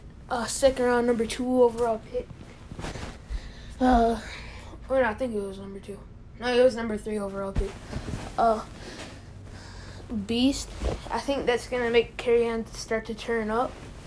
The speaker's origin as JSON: {"language": "English", "town": "Detroit", "region": "Michigan", "country": "United States", "tie": "born or raised there", "said": "my hometown team, Detroit Lions."}